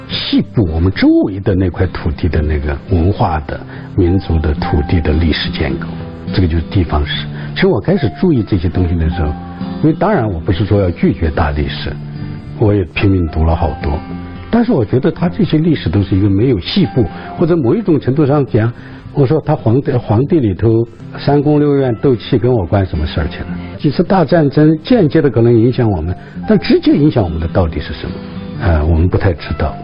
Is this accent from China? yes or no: yes; Aba Prefecture, Sichuan, China; now in Chengdu, China; 阿坝州马尔康县，我家隔县城又有一百多里地，啊，小山村里头